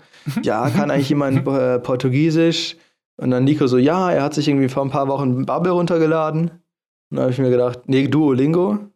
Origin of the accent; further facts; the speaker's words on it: Germany; wir als Deutsche